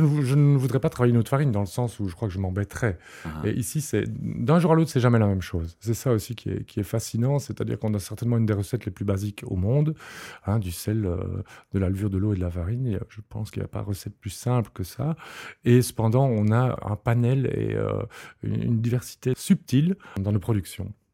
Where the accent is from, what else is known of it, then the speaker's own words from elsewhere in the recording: Liège, Wallonia, Belgium; je suis liégeois